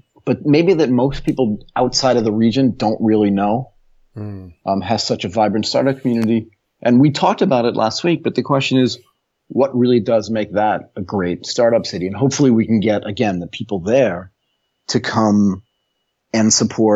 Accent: United States; moved away as an adult; also born or lived in Tokyo, Japan; now in Bangkok, Thailand

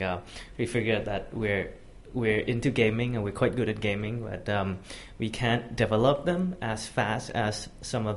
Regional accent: Bangkok, Thailand; also born or lived in United States; Born and raised in Bangkok

